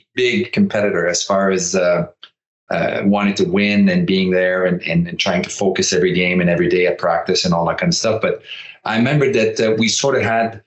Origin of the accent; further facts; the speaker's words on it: Quebec, Canada; English is a second language; I was playing in Quebec for my hometown